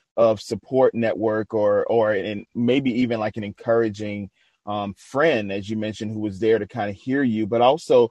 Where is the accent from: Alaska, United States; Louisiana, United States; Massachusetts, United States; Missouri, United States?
Louisiana, United States; New Orleans; I'm from New Orleans.